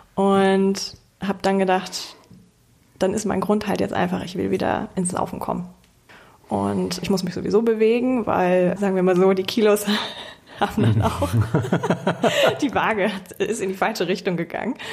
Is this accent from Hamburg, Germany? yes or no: yes; Hamburg, Germany; ich bin 28 Jahre alt, gebürtige Hamburgerin